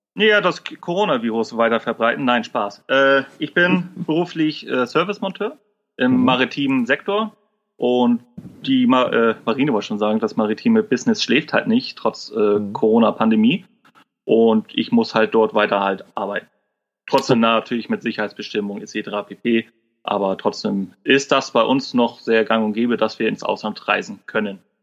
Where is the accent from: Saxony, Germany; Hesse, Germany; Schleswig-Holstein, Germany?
Schleswig-Holstein, Germany; Kiel; accent: norddeutsch; bin gebürtiger Kieler und komme quasi aus Norden. Also ich bin auch ziemlich durch meine norddeutsche Art